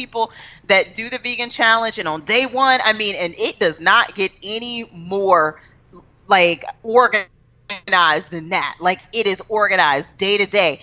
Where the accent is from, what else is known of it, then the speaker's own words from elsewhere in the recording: Texas, United States; I'm from Texas